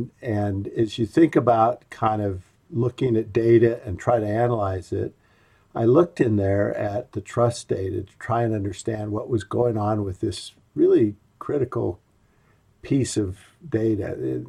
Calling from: Orem, Utah, United States; I'm in Orem, Utah, and here it is, 20th of May, and it's 48 degrees.

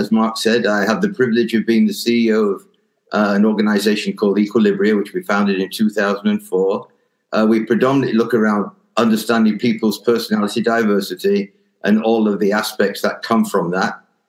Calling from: Spain; I'm actually talking from Spain.

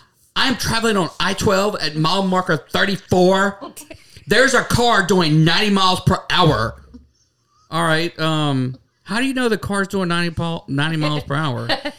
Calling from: Kentucky, United States; I'm calling from Kentucky. Kentucky.

